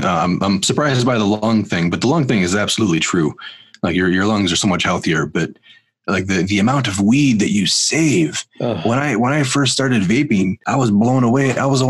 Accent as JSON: {"language": "English", "region": "Illinois", "country": "United States", "tie": "born or raised there"}